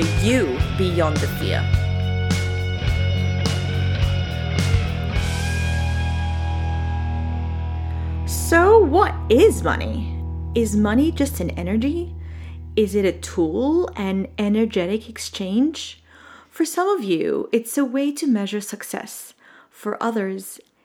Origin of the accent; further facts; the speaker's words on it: Jordan; I grew up in the Middle East in a tiny little country called Jordan.